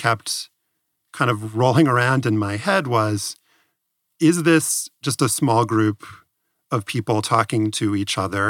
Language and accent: English; New Orleans, Louisiana, United States; Levy is a family friend who I knew growing up in New Orleans